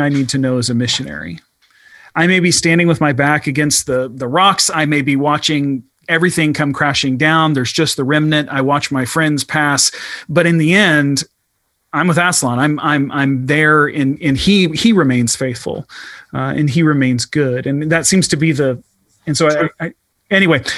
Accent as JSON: {"language": "English", "country": "United States", "said": "I, as an American"}